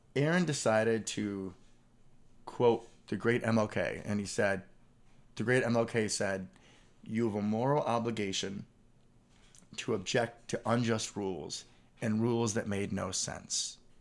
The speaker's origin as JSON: {"language": "English", "town": "Chicago", "region": "Illinois", "country": "United States", "tie": "born or raised there", "said": "growing up in Chicago"}